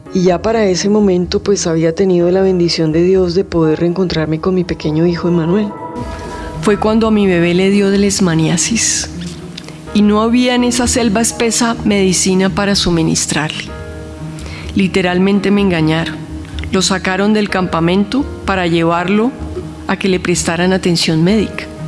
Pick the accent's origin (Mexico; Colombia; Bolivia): Colombia; como colombiano